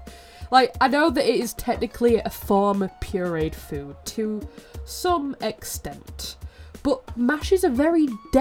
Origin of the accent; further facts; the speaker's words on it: United Kingdom; As British people, like, most of what we eat is potatoes.